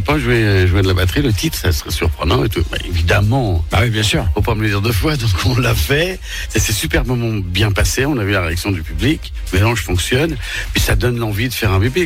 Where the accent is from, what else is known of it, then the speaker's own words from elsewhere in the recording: France; moved away as an adult; also born or lived in United States; quand on est Français